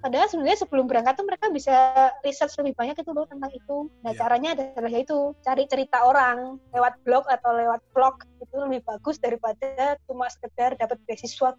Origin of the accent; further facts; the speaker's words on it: Indonesia; now in Busan, South Korea; aku tuh orang Indonesia